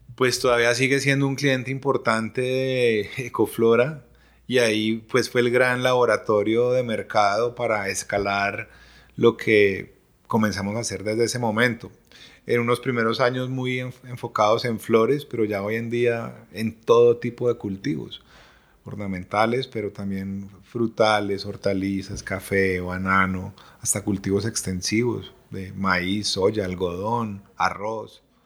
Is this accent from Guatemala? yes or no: no; Colombia; como colombianos